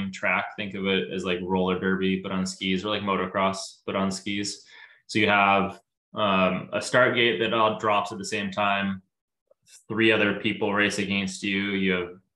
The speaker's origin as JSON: {"language": "English", "area": "near Kelowna", "region": "British Columbia", "country": "Canada", "tie": "born or raised there", "moved": "yes", "lives_now": "Seattle area, United States", "said": "I grew up in Canada. I grew up in a town near Kelowna, BC, and the ski hill we grew up skiing at was called Big White"}